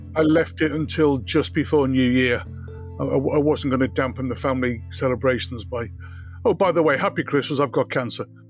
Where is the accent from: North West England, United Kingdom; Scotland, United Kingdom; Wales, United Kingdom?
North West England, United Kingdom; Liverpool; I grew up in Liverpool